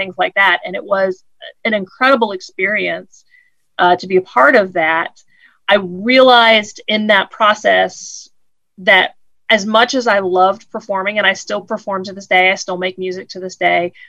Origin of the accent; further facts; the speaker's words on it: Woodville, Ohio, United States; moved away; also born or lived in Georgia / Rome, Georgia; I grew up in Woodville and Gibsonburg, Ohio, which, as you said, is outside of Toledo.